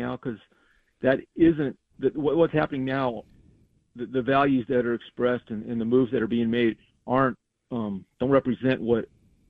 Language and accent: English; Colorado, United States; moved away; I grew up in Colorado